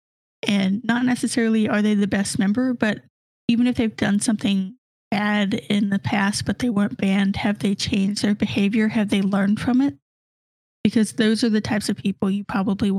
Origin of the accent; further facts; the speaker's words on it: the South, United States; growing up in the South